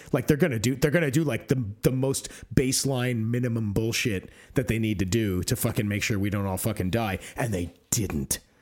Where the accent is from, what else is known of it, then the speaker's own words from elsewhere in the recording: United States; now in United Kingdom; I'm American, but I'm also, you know, half Greek, and I live here on the strength of my Greek and therefore E U citizenship